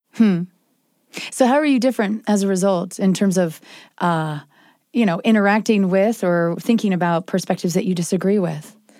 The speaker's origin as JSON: {"language": "English", "town": "Springville", "region": "Utah", "country": "United States", "said": "I'm from Springville, Utah"}